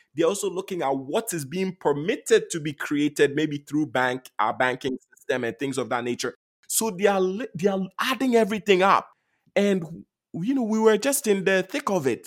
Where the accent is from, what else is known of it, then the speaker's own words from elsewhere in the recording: Ghana; moved away; I was born and raised in Ghana